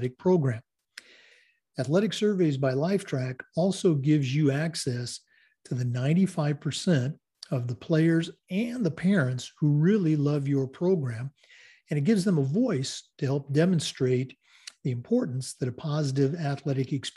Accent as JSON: {"language": "English", "region": "Oregon", "country": "United States", "tie": "born or raised there", "moved": "yes", "said": "We're going all the way back to my home state today, the great state of Oregon"}